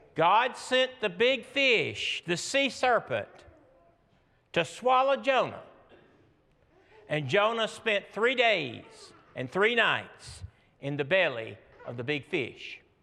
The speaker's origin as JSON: {"language": "English", "region": "Georgia", "country": "United States", "said": "I'm from Georgia"}